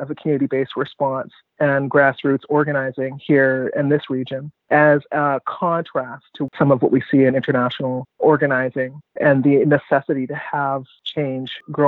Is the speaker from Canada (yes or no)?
yes; Vancouver, British Columbia, Canada; I was born in Vancouver, and Vancouver is the only home that I've known